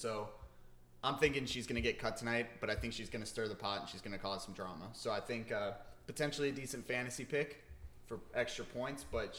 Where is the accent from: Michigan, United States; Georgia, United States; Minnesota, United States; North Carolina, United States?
Georgia, United States; Kennesaw; She's from my hometown, Kennesaw, Georgia.